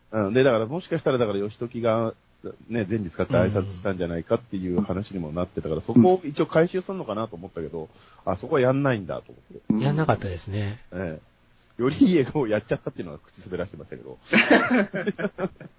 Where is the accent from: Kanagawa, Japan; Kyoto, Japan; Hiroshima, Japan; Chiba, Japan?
Kanagawa, Japan; Kamakura; now in Tokyo, Japan; 僕今鎌倉出身なんですけど、今都内に在住なんですよ